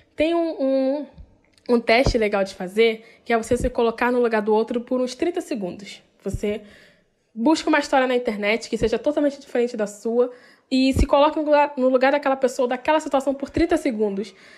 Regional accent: Rio de Janeiro, Brazil; Eu sou do Rio de Janeiro

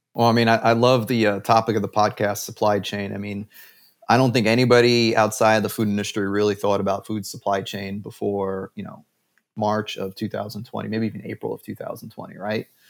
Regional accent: New York City, New York, United States; Bronx, New York, 10467, right near the zoo and the botanical garden

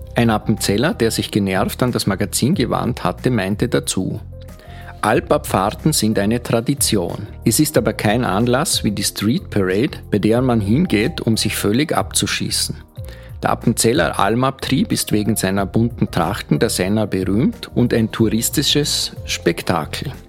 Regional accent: Vorarlberg, Austria; now in Vienna, Austria; Als geborener Vorarlberger

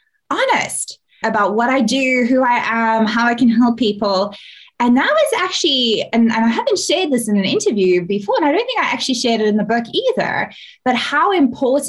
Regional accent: South Africa; I'm from South Africa

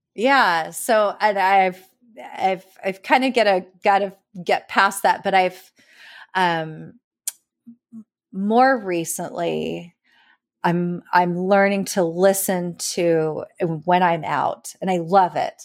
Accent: California, United States; also born or lived in East Coast; now in Austin, United States; I grew up in California

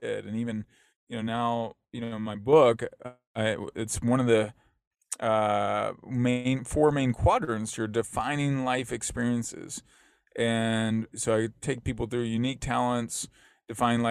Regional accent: Lexington, Kentucky, United States; I grew up in Lexington, Kentucky

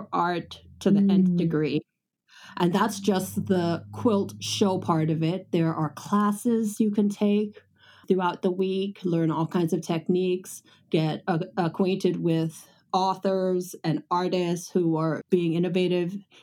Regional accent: Houston, Texas, United States; she realized I was from Houston

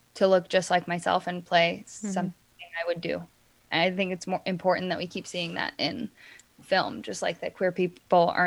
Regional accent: Oregon, United States; my hometown in Oregon

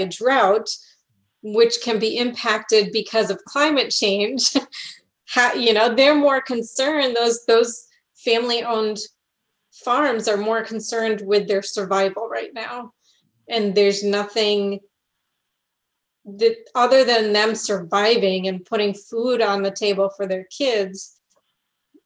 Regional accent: Connecticut, United States; I grew up in Connecticut, which is a beautiful state

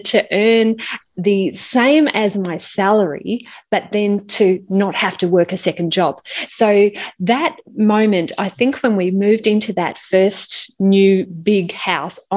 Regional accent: Melbourne, Victoria, Australia; I grew up in Melbourne and definitely a Melbourne girl.

